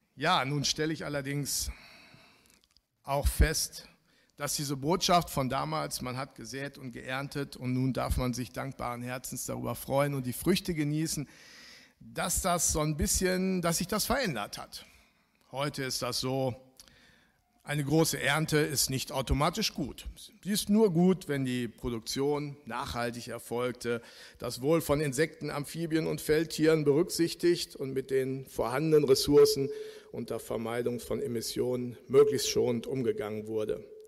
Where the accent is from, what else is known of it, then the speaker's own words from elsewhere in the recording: Bielefeld, North Rhine-Westphalia, Germany; moved away as an adult; now in Frankfurt, Germany; in Jöllenbeck, wo ich aufgewachsen bin